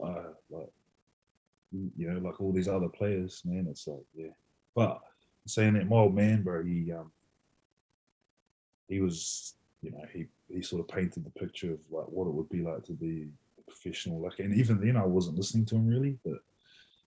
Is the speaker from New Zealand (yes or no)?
yes; Woodville, Manawatū-Whanganui, New Zealand; moved away as an adult; also born or lived in Christchurch; I grew up in Woodville, bro. Just on the way to Dannevirke from Palmerston